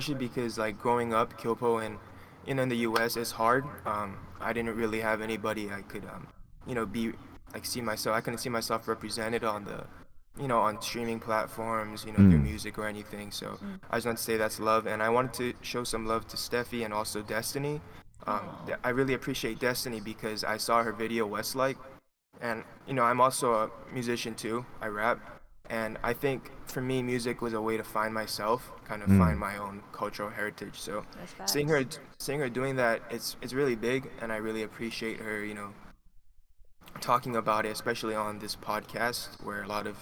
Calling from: Hawaii, United States; accent: Hawaiian; I'm calling from Hawaii

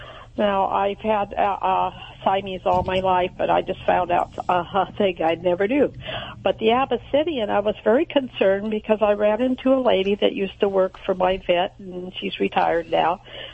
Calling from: Royal Grande, California, United States; Royal Grande, California.

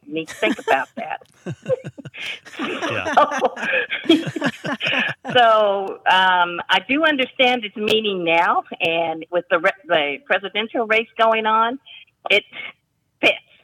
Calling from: Huntsville, Alabama, United States; I'm calling from Huntsville, Alabama.

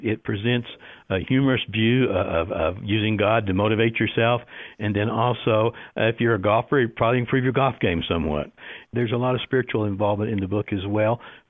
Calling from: Las Cruces, New Mexico, United States; I'm in Las Cruces, New Mexico. We're having a very rare rainy day for us today.

